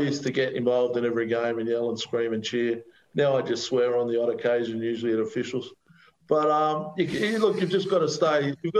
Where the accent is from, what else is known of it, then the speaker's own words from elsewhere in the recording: Australia; So I come from Australia where the betting is a lot less regulated.